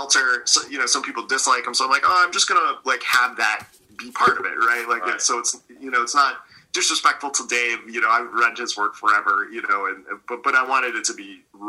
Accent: Scranton, Pennsylvania, United States; moved away as an adult; also born or lived in Pittsburgh; I grew up in Scranton and then I lived in Pittsburgh for years.

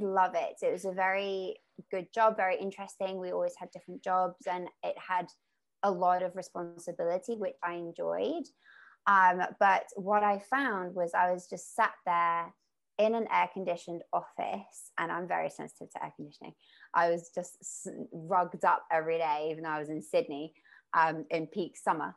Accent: Mallorca, Balearic Islands, Spain; also born or lived in United Kingdom; now in Australia; I grew up in Mallorca, which is an island.

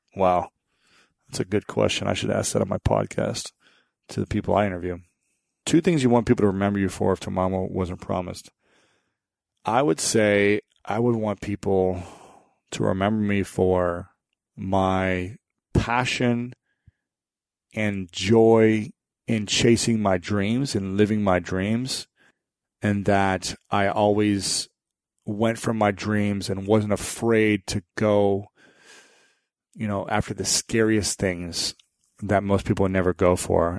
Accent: Ohio, United States; my home state of Ohio

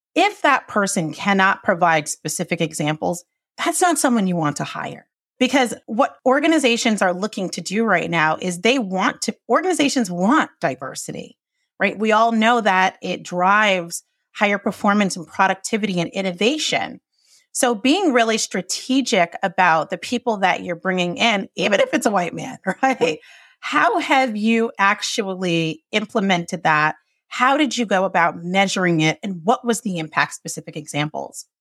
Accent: Johnston, Rhode Island, United States; I grew up in Johnston, Rhode Island

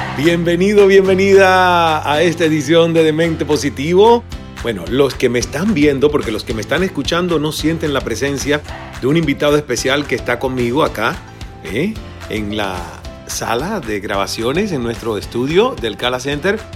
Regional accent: Cuba; moved away; also born or lived in United States / Mexico; como cubano y como persona a la que le ha tocado emigrar

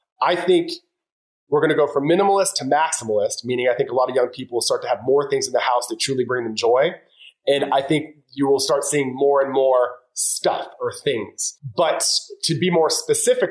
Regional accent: Florida, United States; I'm from Florida.

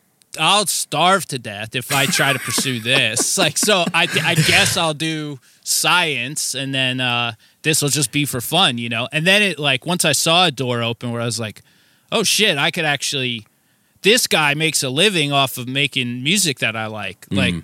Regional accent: New Jersey, United States; I am from New Jersey, yes.

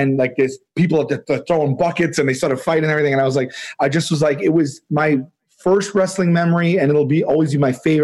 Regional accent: New York City, New York, United States; I'm from Staten Island

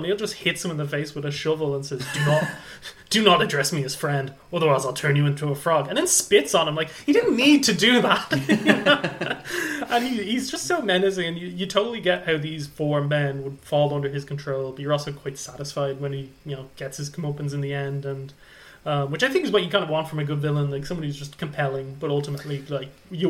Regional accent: Ireland; as an Irishman, you kind of want to give him a pass for sins

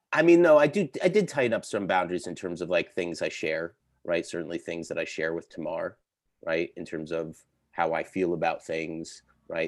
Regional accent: Connecticut, United States; moved away; I grew up in Connecticut. I'm from New England

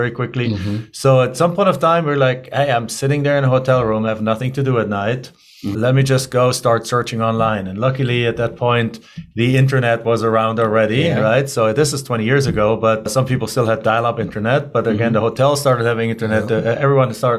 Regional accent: Germany; English is a second language; moved away as an adult; now in United States; as you can tell by my accent, I'm originally not from here. I'm originally from Germany. So I grew up in Germany. I went to school, college there

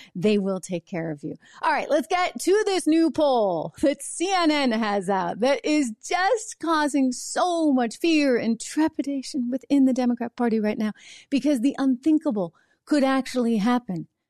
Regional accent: New Hampshire, United States; New Hampshire, my home state

